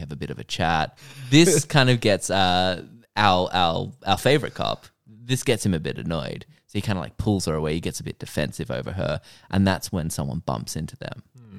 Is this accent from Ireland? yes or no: yes; Ireland; I'm Irish.